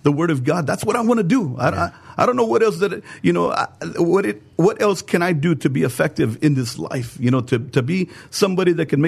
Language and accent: English; San Antonio, Texas, United States; I was born and raised here in San Antonio, Texas.